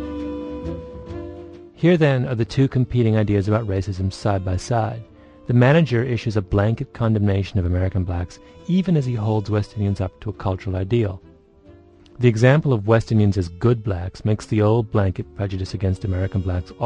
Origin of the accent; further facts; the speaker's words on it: Ontario, Canada; moved away as an adult; also born or lived in Toronto; now in United States; I grew up in Canada, in a little farming town an hour and a half outside of Toronto.